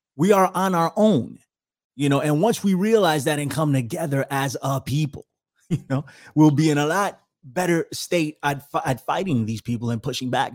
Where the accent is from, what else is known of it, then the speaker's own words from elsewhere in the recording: New York City, New York, United States; I'm from the Bronx. I was born in the Bronx, raised in the Bronx.